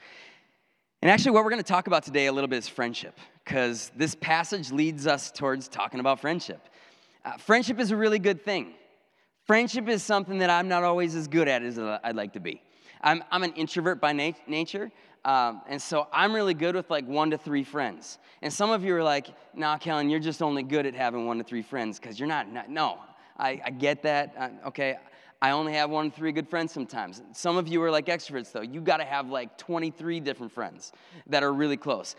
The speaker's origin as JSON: {"language": "English", "town": "Minocqua", "region": "Wisconsin", "country": "United States", "tie": "born or raised there", "moved": "as an adult", "lives_now": "Janesville, United States", "said": "I went back up to my hometown of Minocqua, and I was youth pastor there"}